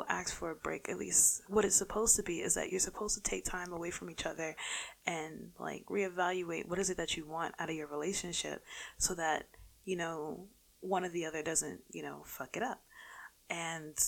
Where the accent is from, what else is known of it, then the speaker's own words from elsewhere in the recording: New York City, New York, United States; also born or lived in North Carolina; I'm a Bronx native. Lived in the Bronx for the majority of my life, except for like the couple years I lived in North Carolina